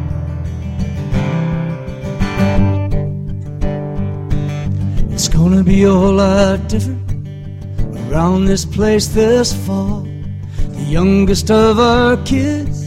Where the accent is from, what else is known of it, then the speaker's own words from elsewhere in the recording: Wisconsin, United States; I'm mostly Irish descent, but I'm from Wisconsin.